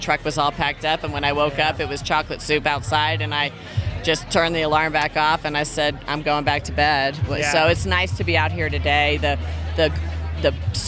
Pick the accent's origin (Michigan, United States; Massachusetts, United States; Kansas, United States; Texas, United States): Texas, United States; also born or lived in San Francisco; now in Reno, United States; I'm technically a Texan.